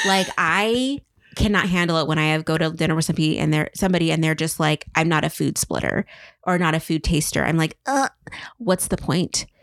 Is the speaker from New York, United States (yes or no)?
no; Tri-Cities, eastern Washington, United States; born or raised there